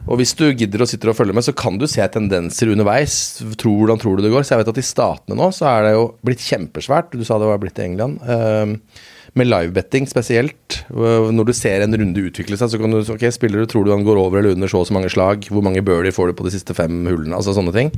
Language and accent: Norwegian; Lommedalen, Akershus, Norway; jeg er fra, jeg er fra Lommedalen